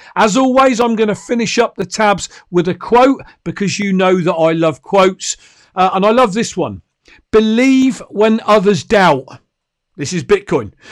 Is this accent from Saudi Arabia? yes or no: no; United Kingdom; I'm a Brit